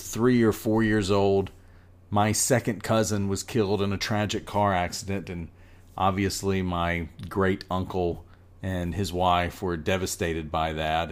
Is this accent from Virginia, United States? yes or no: no; North Carolina, United States; I am a Southerner. I was born in North Carolina.